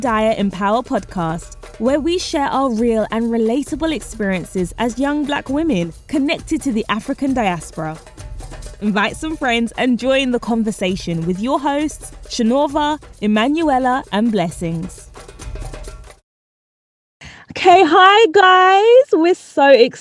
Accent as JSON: {"language": "English", "country": "United Kingdom", "tie": "born or raised there", "also_born_or_lived": "Trinidad", "said": "I was born in Trinidad, but I've lived here in Britain since I was one."}